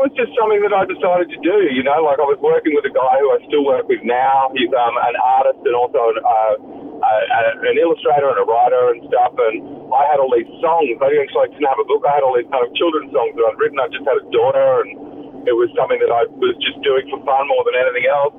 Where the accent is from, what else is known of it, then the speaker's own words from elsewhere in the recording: Lismore, New South Wales, Australia; we come from Lismore in 95.